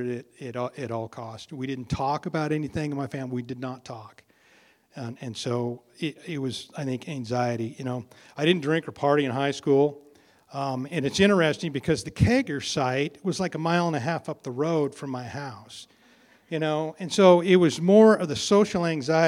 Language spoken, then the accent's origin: English; Elgin, United States; I was born here. I grew up in Elgin, and I grew up on a little ranch out there